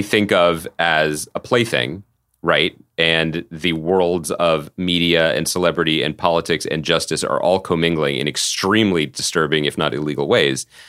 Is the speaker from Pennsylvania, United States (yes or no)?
yes; outside of Philadelphia, Pennsylvania, United States; when I was a young boy growing up outside of Philadelphia